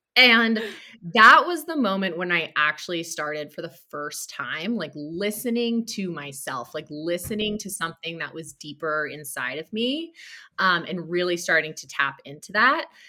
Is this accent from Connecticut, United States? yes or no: yes; Connecticut, United States; I grew up in Connecticut, an hour outside of Manhattan